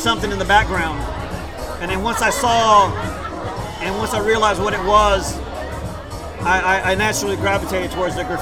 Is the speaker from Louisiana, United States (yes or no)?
no; Houston, Texas, United States; first language Spanish; English is a second language; I was born here in the East End, downtown, east of downtown Houston.